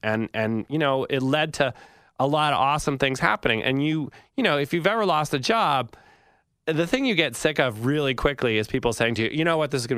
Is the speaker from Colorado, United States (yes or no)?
no; Massachusetts, United States; When I was a kid growing up in Massachusetts, I'd go to a magazine stand and I'd look at like GQ or Rolling Stone or something, Sports Illustrated